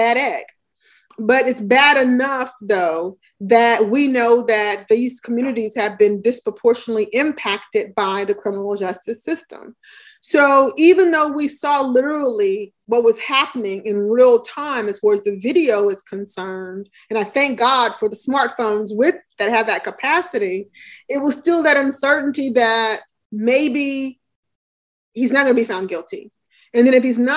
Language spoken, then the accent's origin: English; Alabama, United States; moved away as an adult; now in New Jersey, United States; I grew up in Alabama during the Civil Rights Movement